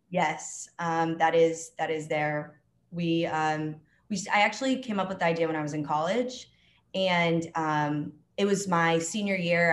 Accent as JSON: {"language": "English", "town": "Dallas", "region": "Texas", "country": "United States", "also_born_or_lived": "Alabama", "moved": "as an adult", "lives_now": "Atlanta, United States", "said": "I'm from Dallas, Texas, originally."}